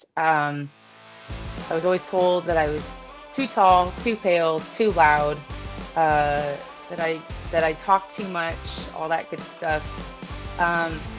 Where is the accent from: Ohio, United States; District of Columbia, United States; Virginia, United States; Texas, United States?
Ohio, United States; Painesville; now in Florida, United States; I'm from Painesville, Ohio